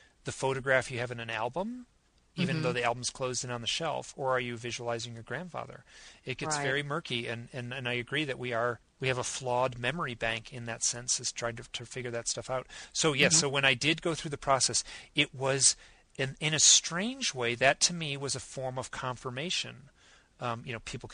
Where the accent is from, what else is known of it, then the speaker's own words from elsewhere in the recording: Midwest, United States; I'm from the Midwest